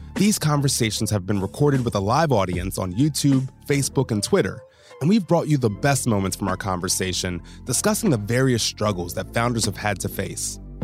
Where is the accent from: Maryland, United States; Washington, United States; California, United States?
Maryland, United States; Baltimore; moved away as an adult; also born or lived in North Jersey; now in New York, United States; I'm originally from Baltimore